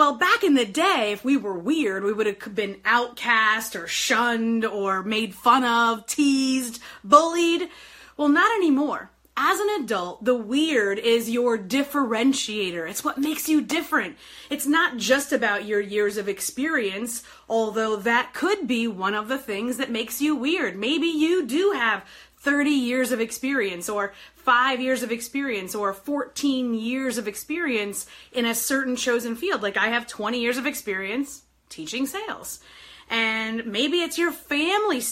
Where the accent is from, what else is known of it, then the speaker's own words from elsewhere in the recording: New York, United States; moved away as an adult; now in Detroit, United States; I live in Detroit. I've lived here for 20 years now. But I grew up in New York. I was 23 when I moved here